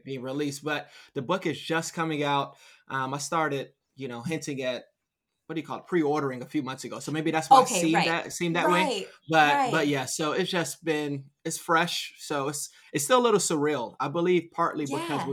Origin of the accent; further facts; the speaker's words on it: Miami, Florida, United States; now in Tampa, United States; I'm born and raised in Miami